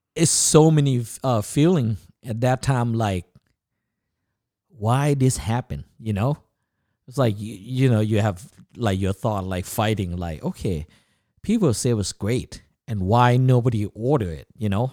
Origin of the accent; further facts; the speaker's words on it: Chiang Mai, Thailand; English is a second language; also born or lived in Bangkok, Thailand / Orlando, United States; now in United States; I was born in Bangkok, Thailand in nineteen seventy. And then when I was six, seven years old, my parents moved up north, um, the northern Thailand. And, uh, where I was, uh, grew up is called, uh, Chiang Mai.